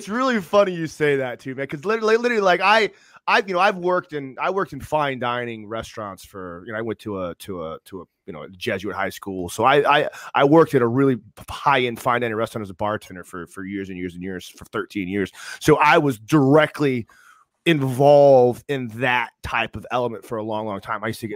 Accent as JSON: {"language": "English", "town": "Tampa", "region": "Florida", "country": "United States", "tie": "born or raised there", "said": "I grew up in Tampa my entire life."}